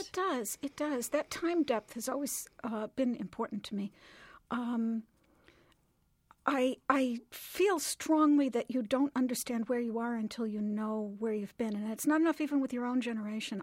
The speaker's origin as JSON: {"language": "English", "town": "Lombard", "region": "Illinois", "country": "United States", "tie": "born or raised there"}